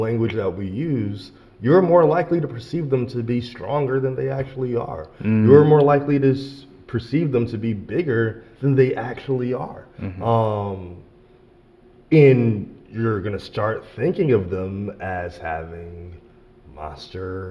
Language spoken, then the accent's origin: English; Philadelphia, Pennsylvania, United States; moved away; also born or lived in Richmond; I grew up in Philadelphia.